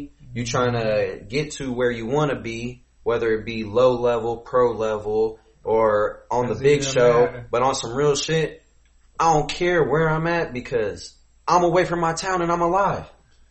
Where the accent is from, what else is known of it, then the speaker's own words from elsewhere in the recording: United States; the Ville, where it ain't safe. Just 3 hours from Chicago.